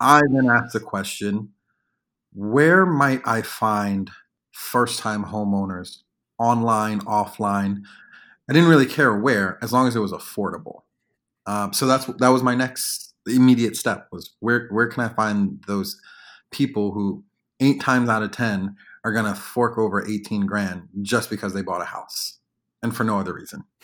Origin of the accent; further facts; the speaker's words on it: New York, United States; moved away as an adult; now in Washington, D.C. area, United States; I'm originally from New York, but I moved to the D M V. uh, to go to the University of Maryland